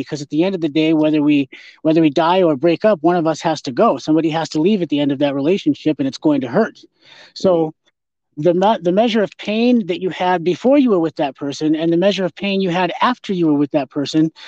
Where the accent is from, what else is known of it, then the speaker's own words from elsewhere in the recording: North Dakota, United States; I grew up in North Dakota